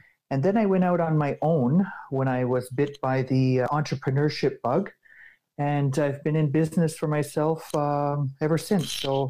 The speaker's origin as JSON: {"language": "English", "town": "Listuguj", "region": "Quebec", "country": "Canada", "tie": "born or raised there", "also_born_or_lived": "New Brunswick / Ottawa", "said": "So I'm from Listigouge. I was born and raised here. It's a Mi'kmaq community on the south shore of Gaspésie in what we call Gaspégawagi, the seventh district of the Mi'kmaq. So again, born and raised, I grew up here."}